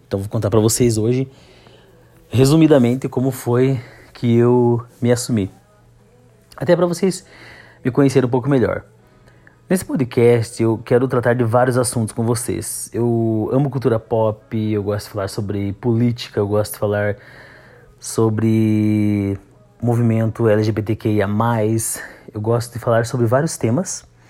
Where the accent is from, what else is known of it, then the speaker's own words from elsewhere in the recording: Campos Novos, Santa Catarina, Brazil; eu nasci aqui em Campos Novos mesmo